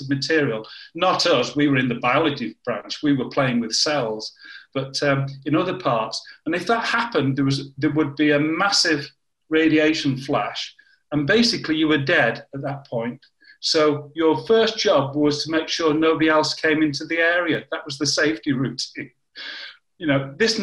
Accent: Warrington, North West England, United Kingdom; moved away as an adult; also born or lived in Deep River, Canada; I'm from the north of England, Warrington

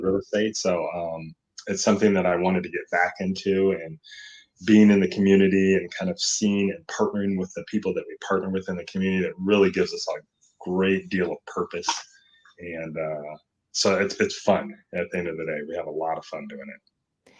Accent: Seattle, Washington, United States; moved away as an adult; now in Irvine, United States; I'm originally here from Seattle

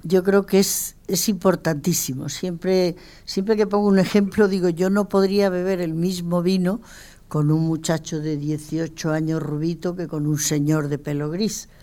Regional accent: Mérida, Extremadura, Spain; also born or lived in León / Bordeaux; Yo soy de Mérida y además me siento muy emeritense, pero mi padre era leonés

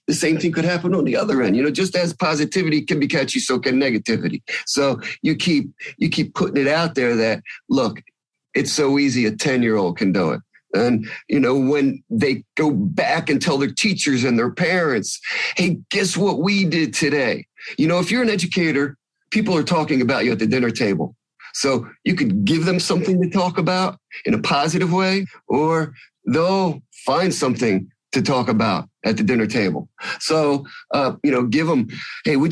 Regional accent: New Jersey, United States; I'm from New Jersey

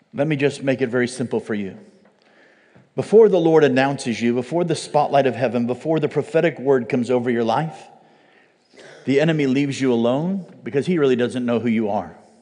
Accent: United States; as an American

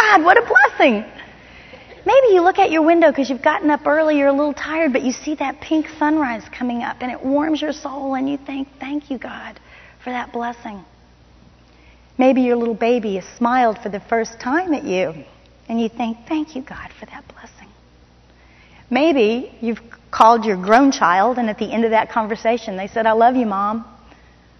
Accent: Miami, Florida, United States; moved away; I grew up in Miami, Florida

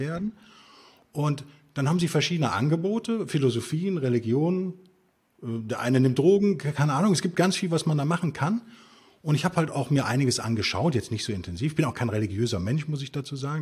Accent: Germany; bin natürlich Deutscher

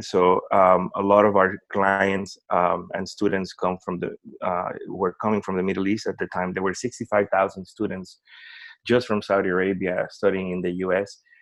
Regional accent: Puerto Rico; first language Spanish; English is a second language; moved away as an adult; I am originally from Puerto Rico so we um, as an American who grew up speaking a, another language as my first language

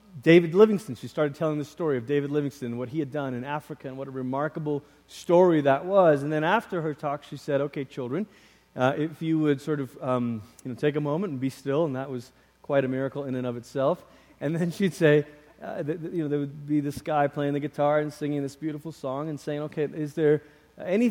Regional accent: Malaysia; moved away; I grew up in Malaysia.

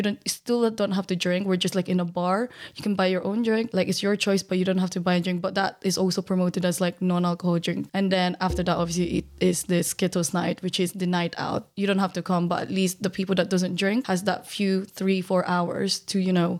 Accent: Philippines; which for myself as a Filipino, I'm a POC, like I wanted to find people like me that I could relate to.

